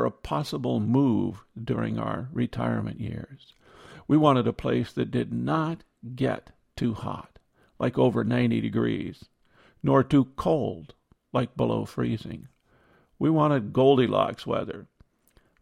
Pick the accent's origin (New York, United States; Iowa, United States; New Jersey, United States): Iowa, United States; moved away; We grew up in Iowa